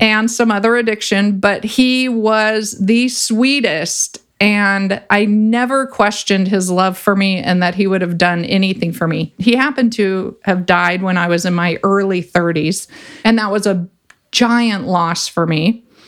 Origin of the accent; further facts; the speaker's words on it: Ventura, California, United States; I grew up in Ventura and I grew up surfing